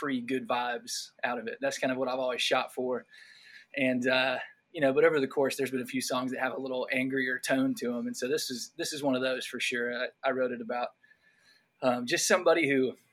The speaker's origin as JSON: {"language": "English", "region": "North Carolina", "country": "United States", "tie": "born or raised there", "said": "growing up in North Carolina, I went to Appalachian State for college"}